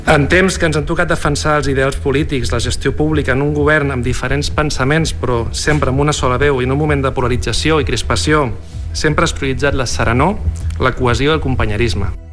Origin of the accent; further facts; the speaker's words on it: Lloret de Mar, Catalonia, Spain; la ciutat on vas néixer